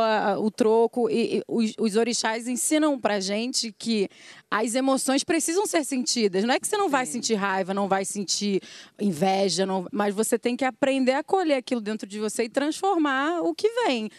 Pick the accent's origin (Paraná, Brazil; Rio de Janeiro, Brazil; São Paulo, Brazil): Rio de Janeiro, Brazil; Eu sou da Rocinha